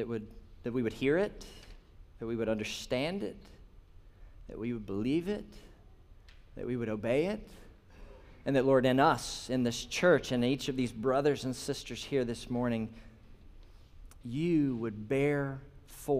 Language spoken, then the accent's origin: English; Holly Springs, Mississippi, United States; I'm from Sladen, Holly Springs, Mississippi, so north of here, and I was a teenager in Sladen Baptist Church